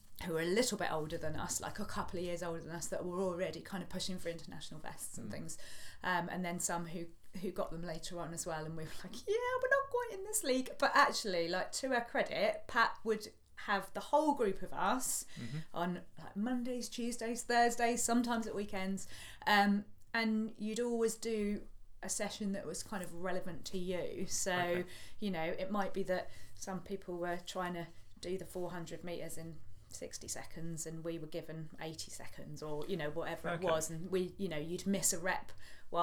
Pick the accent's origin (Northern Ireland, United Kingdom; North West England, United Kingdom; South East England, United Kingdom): South East England, United Kingdom; Portsmouth; moved away as an adult; also born or lived in Midlands; I'm a St Mary's baby. So born and bred